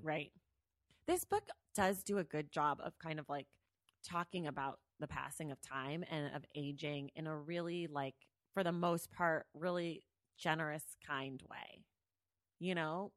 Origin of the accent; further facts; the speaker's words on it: the Bay Area, California, United States; I'm from the Bay Area.